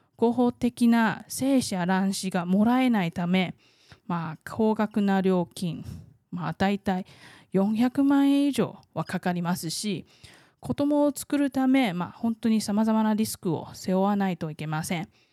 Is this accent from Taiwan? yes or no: yes; Taiwan; 台湾生まれ台湾育ち